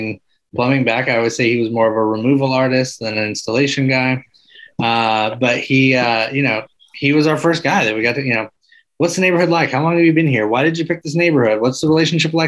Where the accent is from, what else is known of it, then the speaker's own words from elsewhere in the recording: Arkansas, United States; moved away; also born or lived in Michigan; I grew up in Arkansas